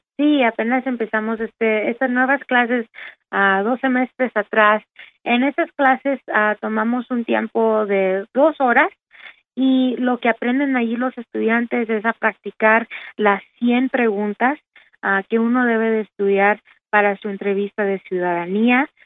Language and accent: Spanish; Dallas, Texas, United States; also born or lived in Austin, Texas; soy nacida de aquí en Dallas, Texas